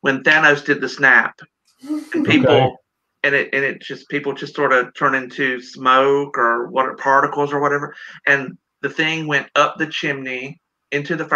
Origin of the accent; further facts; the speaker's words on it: South Carolina, United States; now in Washington, United States; I'm from South Carolina.